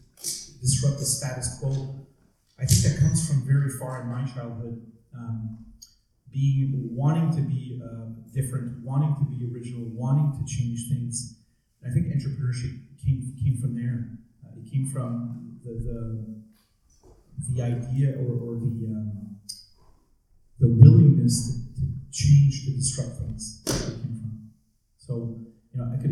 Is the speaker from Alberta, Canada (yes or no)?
no; Montreal, Quebec, Canada; I grew up in Montreal. I'm a purebred Montrealer.